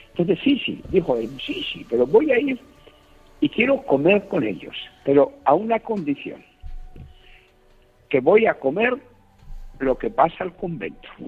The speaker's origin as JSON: {"language": "Spanish", "region": "Buenos Aires", "country": "Argentina", "said": "tú sabes que los argentinos somos famosos porque nos consideramos los más grandes del mundo y si somos de Buenos Aires, mucho más grandes."}